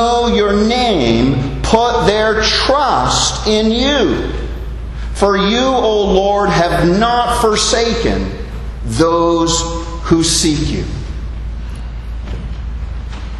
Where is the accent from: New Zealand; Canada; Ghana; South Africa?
Canada; moved away as an adult; now in Bahamas; I grew up in Canada, and the Canada that I left did not want to hear from Christianity